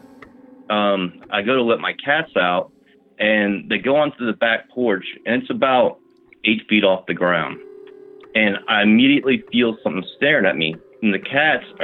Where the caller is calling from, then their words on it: Virginia, United States; I'm calling from Virginia